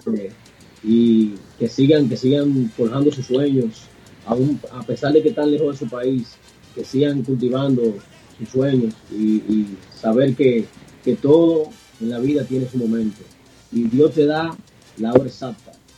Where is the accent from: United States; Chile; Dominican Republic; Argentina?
Dominican Republic; aquí en mi país, eh, en el 2018, 2018, hay un premio que se llama El Soberano